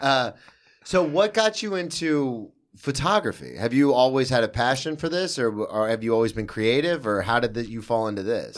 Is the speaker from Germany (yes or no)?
no; the South, United States; I'm from the South